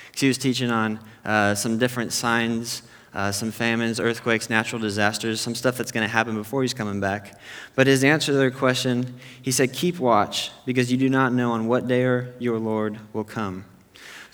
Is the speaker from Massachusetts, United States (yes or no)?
no; Temecula, California, United States; also born or lived in Chicago area; I'm from the Temecula area